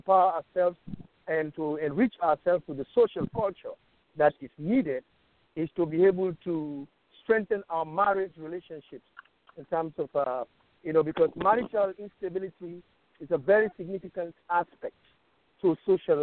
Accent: Sierra Leone; I'm from Sierra Leone

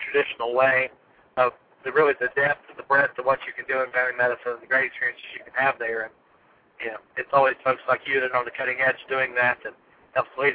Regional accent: United States; now in Tennessee, United States; this small rural location in Tennessee, about an hour away from my hometown

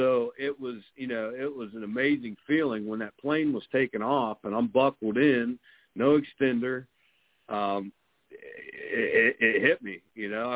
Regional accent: southeastern Ohio, United States; moved away as an adult; also born or lived in Boston, Massachusetts / Quincy, Massachusetts; I grew up in southeastern Ohio, and I've been back in Ohio since 2008, so about an hour southeast of Columbus, Ohio

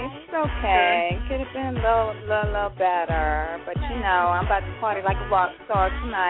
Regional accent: New York City, New York, United States; now in Atlanta, United States; No, I'm not from ATL. I'm just living here.

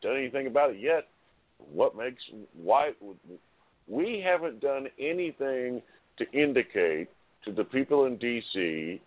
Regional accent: United States; I'm an American

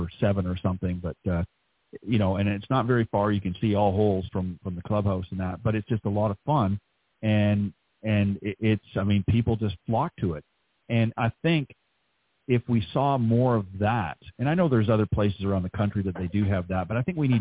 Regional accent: Toronto, Ontario, Canada; moved away; up near my place where I grew up back in Canada

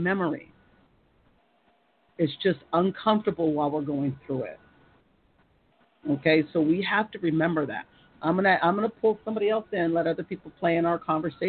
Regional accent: United States; I'm American

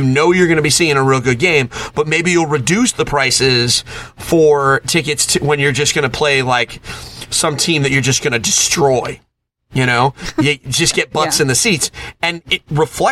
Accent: Connecticut, United States; I picked the Boston Bruins because I'm from Connecticut

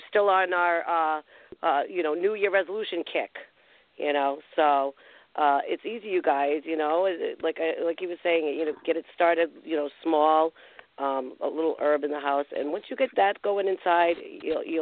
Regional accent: Rhode Island, United States; I'm from Rhode Island

